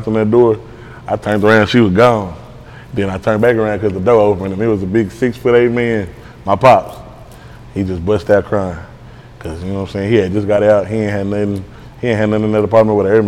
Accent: Dallas, Texas, United States; I'm from Pleasant Grove

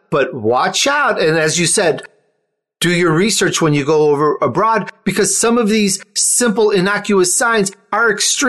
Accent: United States; They know I'm American.

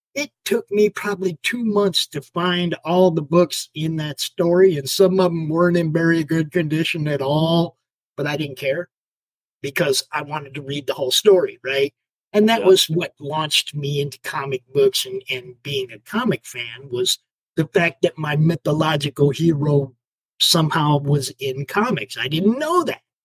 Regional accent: Minneapolis, Minnesota, United States; I was born in Minnesota

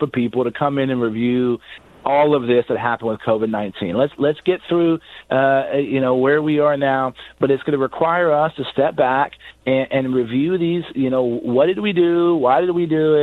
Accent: San Antonio, Texas, United States; my hometown of San Antonio

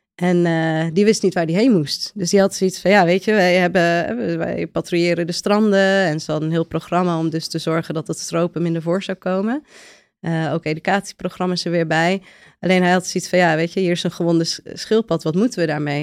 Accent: a village in Friesland, Netherlands; moved away as an adult; also born or lived in Utrecht / Cape Town / Spain / Sweden; geboren in Utrecht, opgegroeid in een dorp in Friesland

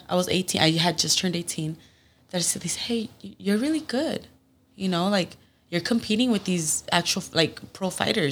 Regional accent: Phoenix, Arizona, United States; first language Spanish; English is a second language; grew up in Phoenix, Arizona

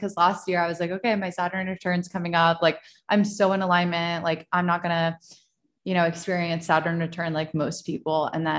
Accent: Virginia, United States; born there; It's also very interesting that I live in Virginia and I was born in Virginia and I'm like back where I was close to where I was born.

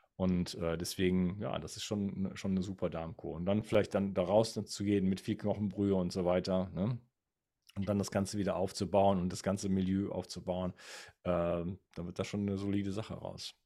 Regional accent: Wuppertal, North Rhine-Westphalia, Germany; moved away; ich komme zwar ursprünglich aus Wuppertal

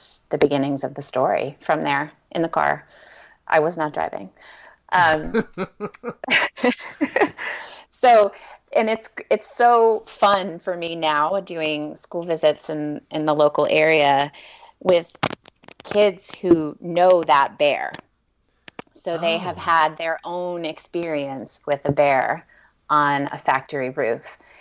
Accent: Maine, United States; I grew up in Maine

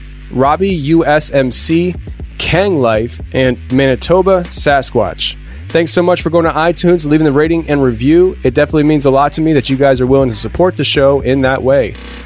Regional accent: Pennsylvania, United States; Norm actually is from my home state of Pennsylvania

